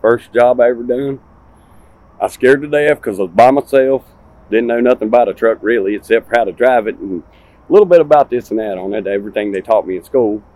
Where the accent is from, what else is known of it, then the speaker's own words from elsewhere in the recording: Martinsville, Virginia, United States; now in Sevierville, United States; I'm from Martinsville, Virginia.